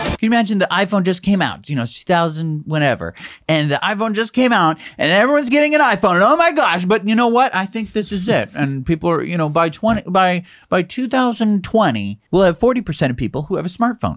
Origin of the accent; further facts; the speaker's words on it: United States; I'm an American.